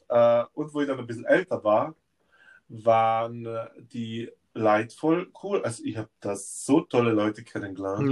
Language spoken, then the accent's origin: German; Innsbruck, Tyrol, Austria; Also Innsbruck ist meine Heimat